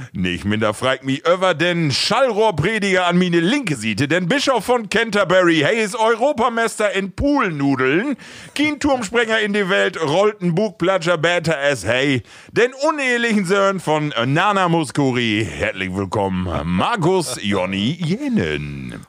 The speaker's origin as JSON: {"language": "German", "town": "Rütenbrock", "region": "Lower Saxony", "country": "Germany", "said": "bei uns in Rütenbrauch"}